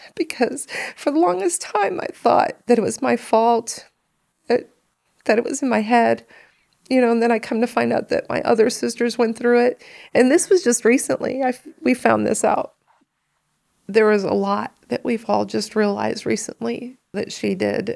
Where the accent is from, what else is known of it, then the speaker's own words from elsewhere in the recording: Chicago, Illinois, United States; also born or lived in Benton, Illinois / Johnston City, Illinois; I grew up on the south side of Chicago in the projects